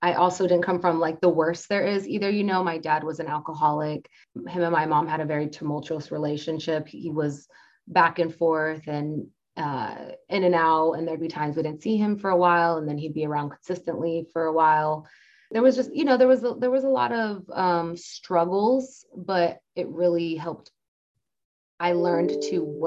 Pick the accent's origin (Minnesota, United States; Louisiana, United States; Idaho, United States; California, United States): Idaho, United States; right outside of Boise; moved away; also born or lived in Nampa, Idaho; I'm from Idaho and right outside of Boise